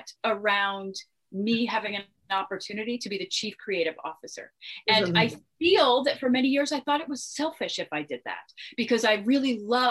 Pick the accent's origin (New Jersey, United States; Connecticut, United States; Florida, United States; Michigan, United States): Connecticut, United States; I'm also doing films in my home state of Connecticut